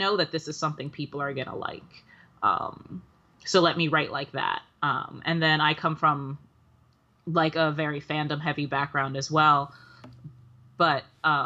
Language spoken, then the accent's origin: English; New York City, New York, United States; also born or lived in the Bronx, New York; I grew up mostly in Harlem, but, when my folks split, my dad moved up to Hunts Point, back when I was in, middle school. So like just Harlem and the Bronx